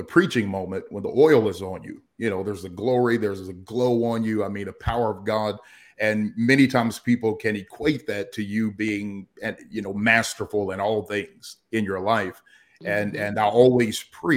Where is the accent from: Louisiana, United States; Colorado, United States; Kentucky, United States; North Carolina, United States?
Kentucky, United States; Danville; moved away as an adult; also born or lived in Atlanta, Georgia; My hometown is actually Danville, Kentucky. That's where I reside now.